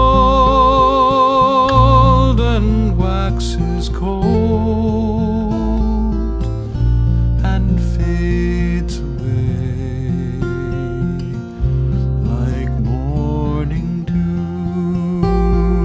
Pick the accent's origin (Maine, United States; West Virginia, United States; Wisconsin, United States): Maine, United States; I'm from Maine